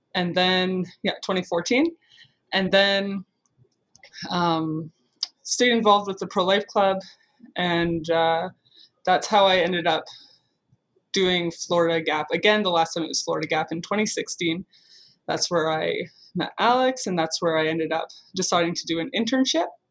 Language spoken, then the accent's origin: English; Guelph, Ontario, Canada; I grew up in Guelph, Ontario